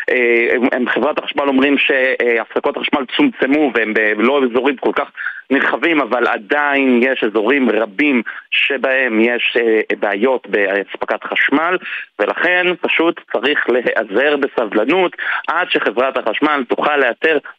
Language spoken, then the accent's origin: Hebrew; Haifa, Haifa District, Israel; אני חיפאי